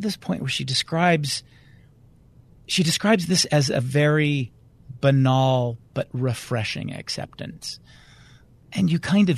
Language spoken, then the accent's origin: English; Davis County, Utah, United States; I'm from Davis County, Utah, suburban Salt Lake City.